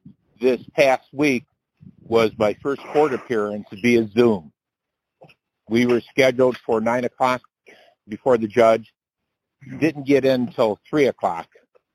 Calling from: Detroit, Michigan, United States; I'm calling from Detroit, Michigan area.

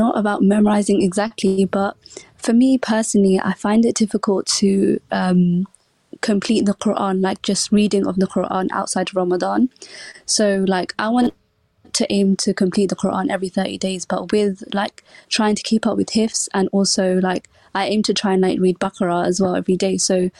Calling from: London, United Kingdom; From London.

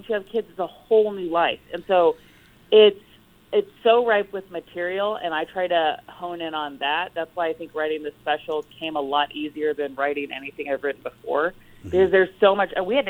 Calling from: Los Angeles, California, United States; Los Angeles.

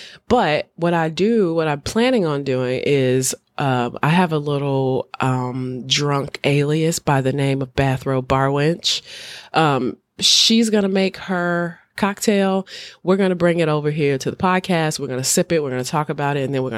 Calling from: Chicago, Illinois, United States; I'm speaking from Chicago, one of the greatest cities on the planet.

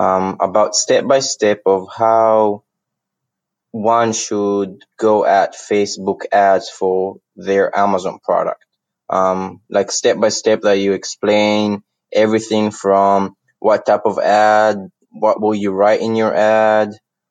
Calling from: Birmingham, Alabama, United States; Hi, Scott. … I'm from Birmingham, Alabama, USA.

